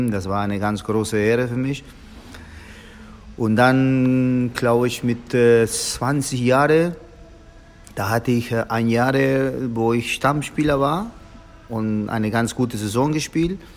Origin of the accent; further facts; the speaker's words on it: Argentina; German is a second language; now in Hamburg, Germany; wie du gesagt hast. Ich komme aus Argentinien, äh, damaliger Fußballspieler oder Ex-Fußballspieler.